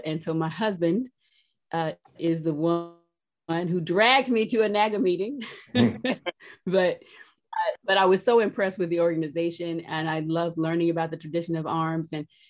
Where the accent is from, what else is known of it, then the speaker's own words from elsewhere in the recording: Columbus, Georgia, United States; born there; I was born in Columbus, Georgia, when my dad was stationed at Fort Benning, so I'm an Army brat. And my husband says I'm from nowhere, and that's pretty much true